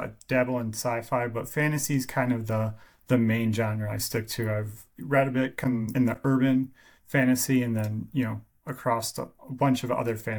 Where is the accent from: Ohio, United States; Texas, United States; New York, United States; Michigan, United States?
Michigan, United States; So I am from Michigan, for all those fellow Michiganders out there